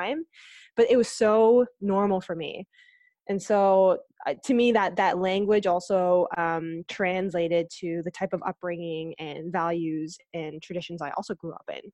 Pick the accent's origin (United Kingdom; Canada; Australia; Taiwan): Canada; Aurora, Ontario; also born or lived in Etobicoke, Ontario; I, I grew up in Aurora. Like, I was born in Etobicoke, but we moved to Aurora when I was quite, quite young